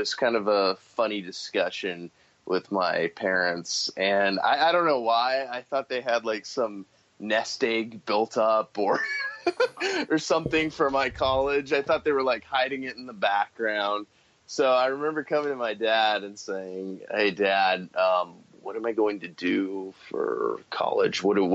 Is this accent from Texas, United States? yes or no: yes; San Antonio, Texas, United States; I grew up in San Antonio, Texas, Military City, USA